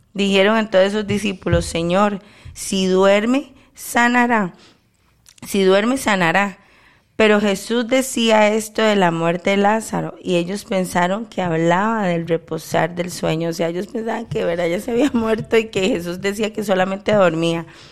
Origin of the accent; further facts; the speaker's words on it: Costa Rica; de haber nacido en mi país y que Dios continúe teniendo misericordia a Costa Rica